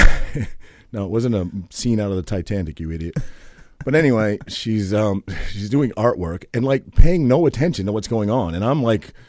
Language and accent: English; Maine, United States; I grew up in Maine.